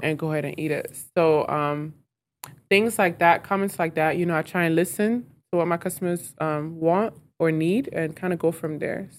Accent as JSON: {"language": "English", "town": "Clarkston", "region": "Georgia", "country": "United States", "tie": "born or raised there", "also_born_or_lived": "Lomé, Togo", "said": "I grew up in Clarkston."}